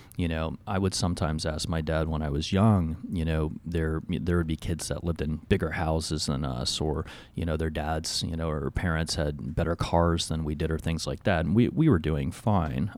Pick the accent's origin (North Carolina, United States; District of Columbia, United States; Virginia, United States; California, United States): Virginia, United States; Alexandria; I grew up in Alexandria, Virginia